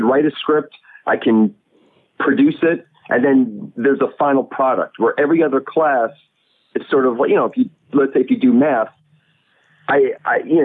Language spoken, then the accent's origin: English; Long Island, New York, United States; also born or lived in Brooklyn, New York; I'm actually from Long Island, and I've been living in Brooklyn for about 12 years, I guess. Native New Yorker